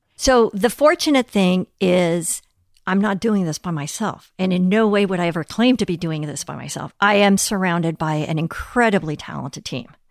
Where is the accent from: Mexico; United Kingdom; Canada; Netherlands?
Mexico; Mexico City; also born or lived in Europe; now in United States; growing up in Mexico City